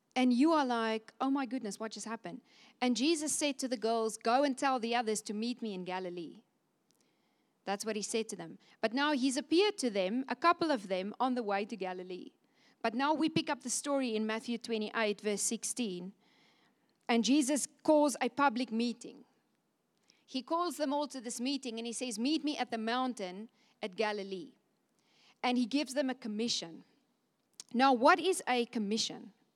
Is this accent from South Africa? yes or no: yes; Cape Town, Western Cape, South Africa; moved away as an adult; now in Windhoek, Namibia; I'm born in Cape Town